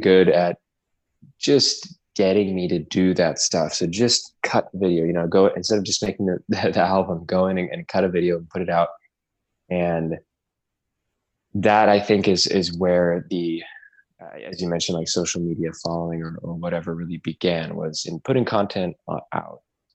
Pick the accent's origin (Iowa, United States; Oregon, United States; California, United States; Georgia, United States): Oregon, United States; Portland; now in New York, United States; I grew up in Portland, Oregon. I've been living in New York for several years now